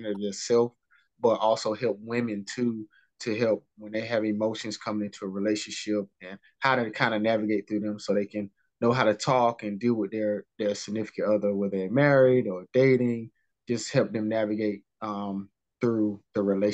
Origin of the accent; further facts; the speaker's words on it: North Carolina, United States; I'm from North Carolina